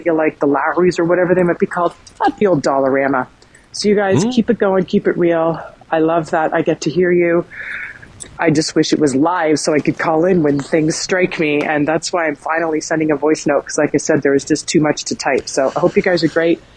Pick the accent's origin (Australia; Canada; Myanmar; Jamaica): Canada; Brampton, Ontario; now in Etobicoke, Canada; I grew up in Brampton, listening to CFMY